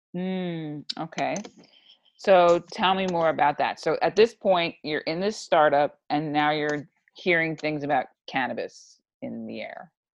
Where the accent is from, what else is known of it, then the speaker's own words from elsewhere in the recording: New York, United States; I'm from New York